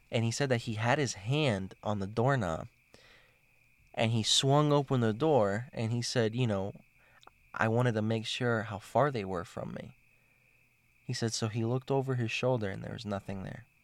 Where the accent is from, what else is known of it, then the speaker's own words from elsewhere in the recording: Miami, Florida, United States; moved away; I'm from Miami